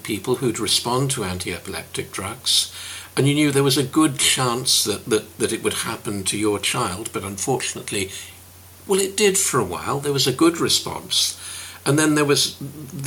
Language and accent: English; Reading, South East England, United Kingdom; moved away as an adult; now in Glasgow, United Kingdom; I come from Reading, and I've lived in Glasgow for best part of 40 years